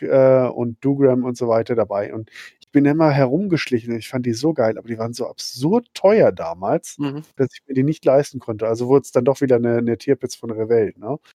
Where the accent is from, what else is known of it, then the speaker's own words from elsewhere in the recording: Schwerte, North Rhine-Westphalia, Germany; in meiner Heimatstadt, wo ich aufgewachsen bin, in Schwerte bei Dortmund